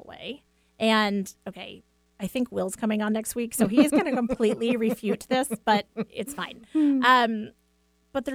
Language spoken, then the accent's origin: English; East Coast, United States; now in Washington, United States; growing up on the East Coast